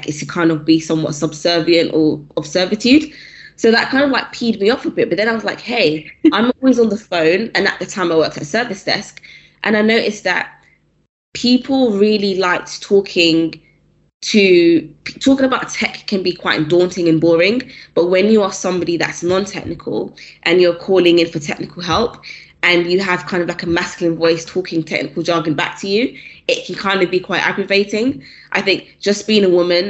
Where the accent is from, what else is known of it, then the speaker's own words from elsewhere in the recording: London, United Kingdom; Where I'm from, so I grew up in South London.